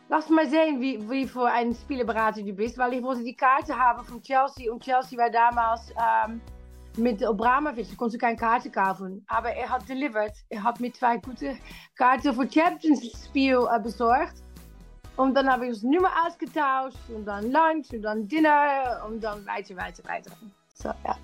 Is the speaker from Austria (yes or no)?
no; Netherlands; German is a second language; now in London, United Kingdom; ich komme aus Holland